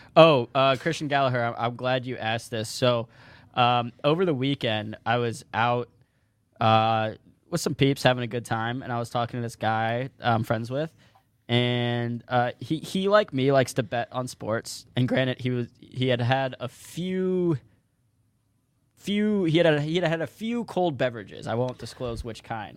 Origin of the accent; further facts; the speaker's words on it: St. Louis, Missouri, United States; now in Detroit, United States; where I grew up in Saint Louis